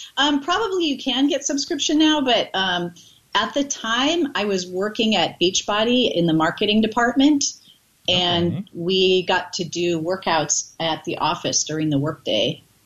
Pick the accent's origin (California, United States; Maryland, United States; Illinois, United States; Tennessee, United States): California, United States; Bay Area; lived in the Bay Area and went to the Bay Area Comedy Festival when I was underage.